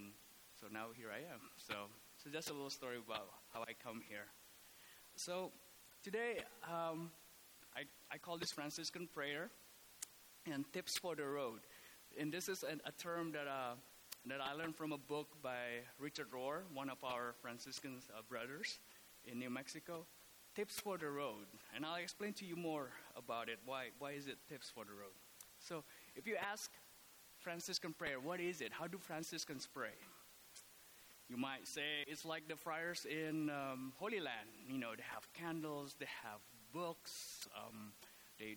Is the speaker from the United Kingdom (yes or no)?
no; Indonesia; moved away as an adult; also born or lived in Oklahoma / Atlanta / Los Angeles; now in Scottsdale, United States; I was born and raised in Indonesia. I came here for college.